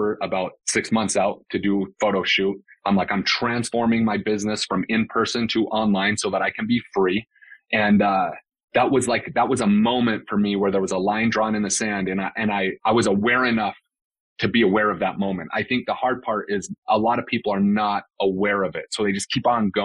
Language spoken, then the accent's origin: English; West Valley City, Utah, United States; moved away as an adult; also born or lived in Salt Lake City, Utah; now in Scottsdale, United States; I grew up in West Valley City, Utah